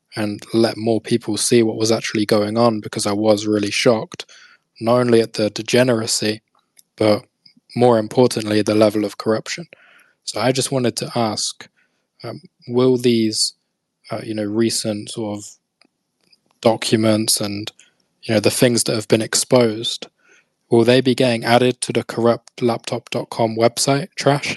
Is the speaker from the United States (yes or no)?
no; United Kingdom; I'm British